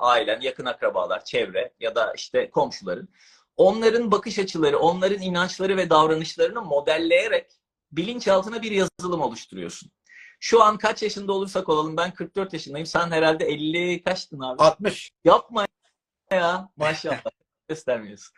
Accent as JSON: {"language": "Turkish", "region": "İzmir", "country": "Turkey", "moved": "as an adult", "lives_now": "Istanbul, Turkey", "said": "İzmirliyim abi ben"}